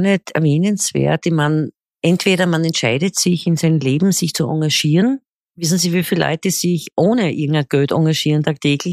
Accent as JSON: {"language": "German", "town": "Graz", "region": "Styria", "country": "Austria", "said": "wie man bei uns in Österreich sagt"}